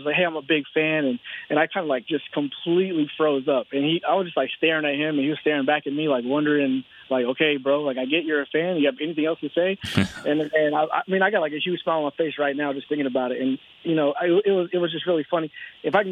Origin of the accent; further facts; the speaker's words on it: Texas, United States; I'm from Texas.